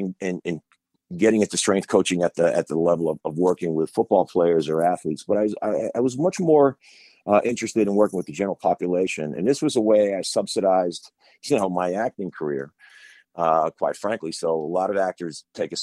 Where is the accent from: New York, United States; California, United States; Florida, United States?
New York, United States; Long Island; I grew up on Long Island